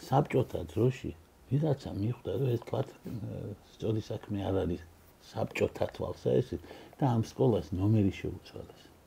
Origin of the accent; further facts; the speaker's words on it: Batumi, Adjara, Georgia; also born or lived in Guria; მეც ბათუმელი გახლავართ